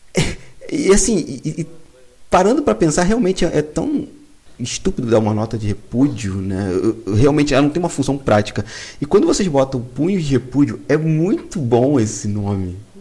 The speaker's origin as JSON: {"language": "Portuguese", "town": "Piabetá", "region": "Rio de Janeiro", "country": "Brazil", "said": "Eu sou da Baixada Fluminense, lá em Piabetá"}